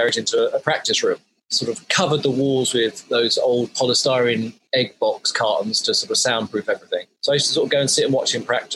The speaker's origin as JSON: {"language": "English", "town": "Colchester", "region": "East of England", "country": "United Kingdom", "tie": "born or raised there", "said": "I grew up in Colchester in Essex, where my parents still are based"}